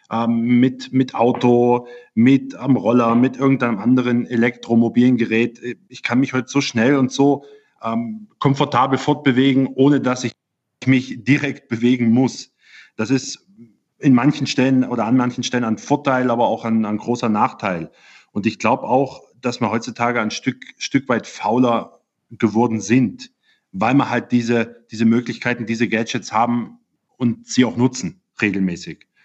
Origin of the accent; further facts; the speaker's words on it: Germany; Ich komme ursprünglich aus Deutschland und da kommt man in diese Sportart von Opa, Papa eigentlich nur direkt hinein.